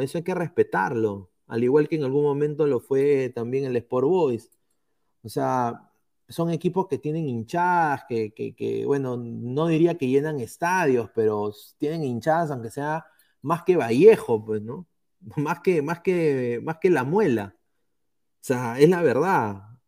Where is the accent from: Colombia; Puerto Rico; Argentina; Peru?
Peru; also born or lived in Andalusia, Spain; now in Spain; como país, como peruanos